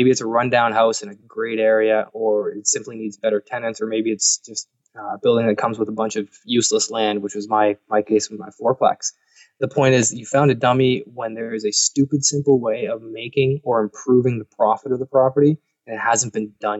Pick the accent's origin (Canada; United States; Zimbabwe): Canada; I'm Canadian